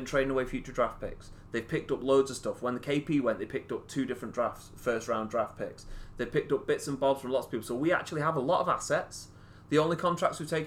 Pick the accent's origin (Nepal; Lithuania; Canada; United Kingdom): United Kingdom; England; as an Englishman